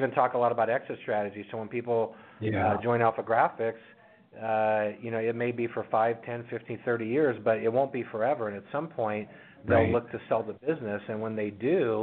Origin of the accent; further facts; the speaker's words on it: California, United States; also born or lived in Houston, Texas; now in Lakewood, United States; I was born and raised in California, and we just moved here from Houston about 6 months ago.